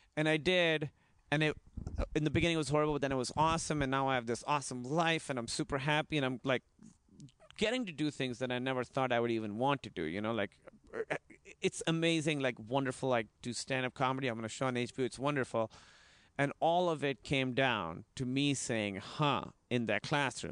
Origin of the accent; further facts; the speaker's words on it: Pakistan; moved away; I was in high school, and the way it works is in Pakistan, it's in high school